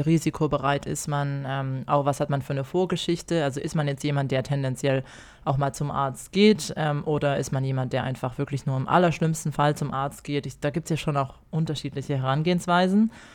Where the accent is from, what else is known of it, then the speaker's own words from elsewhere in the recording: Germany; now in Australia; ich als Deutsche